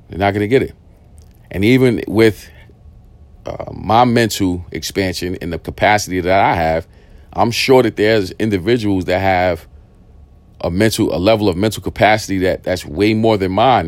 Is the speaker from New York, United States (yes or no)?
yes; New York City, New York, United States; I grew up in East New York. I grew up in the projects